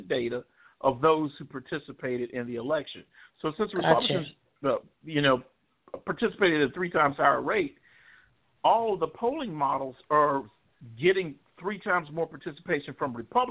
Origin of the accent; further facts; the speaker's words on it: Chattanooga, Tennessee, United States; my hometown of Chattanooga, which is in southeast Tennessee